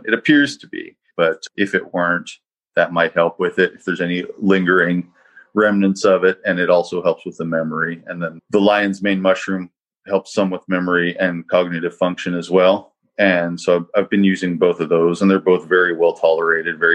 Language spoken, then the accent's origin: English; Eastern Kentucky, United States; I grew up in Eastern Kentucky